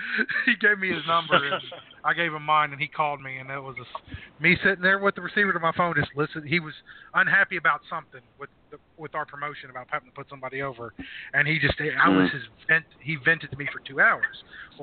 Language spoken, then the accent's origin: English; Ohio, United States; moved away; I'm originally from Ohio.